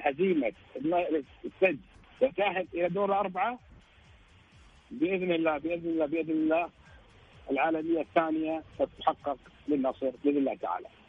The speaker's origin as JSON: {"language": "Arabic", "country": "Kuwait", "said": "انا كويتي"}